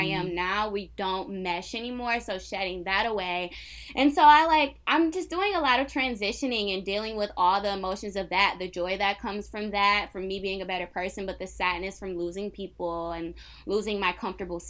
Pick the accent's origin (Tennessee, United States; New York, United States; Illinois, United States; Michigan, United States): Michigan, United States; Detroit; accent: African American vernacular; also born or lived in Southfield, Michigan; I was born and raised in Detroit, Michigan